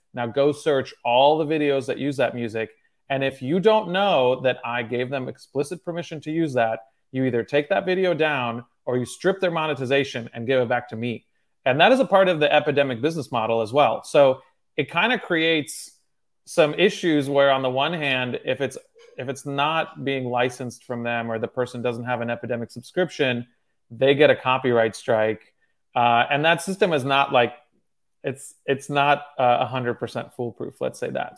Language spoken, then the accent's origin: English; Cincinnati, Ohio, United States; also born or lived in Moscow, Russia / Michigan; I moved to Cincinnati, Ohio